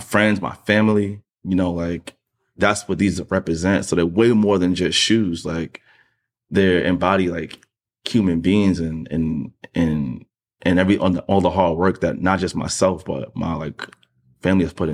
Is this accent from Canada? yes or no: no; New York City, New York, United States; I'm still from Queens